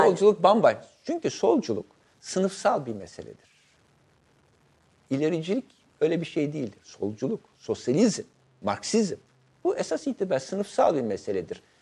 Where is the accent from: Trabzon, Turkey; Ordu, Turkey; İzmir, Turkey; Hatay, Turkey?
İzmir, Turkey; İzmir'de doğdum, İzmir'de büyüdüm. İzmir'in kültürü, sosyal hayatıyla haşır neşir olduğum için